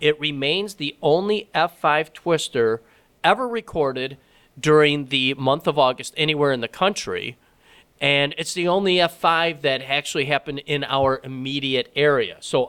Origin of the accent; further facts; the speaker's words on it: Flint, Michigan, United States; I grew up in Flint, Michigan.